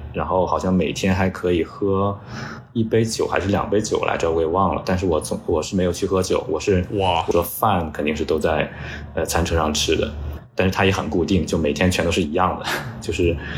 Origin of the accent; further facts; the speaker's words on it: Hebei, China; now in New York, United States; 我的老家河北